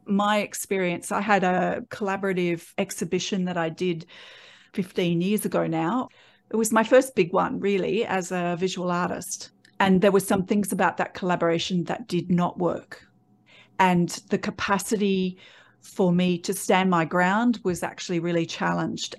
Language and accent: English; Australia; born or raised there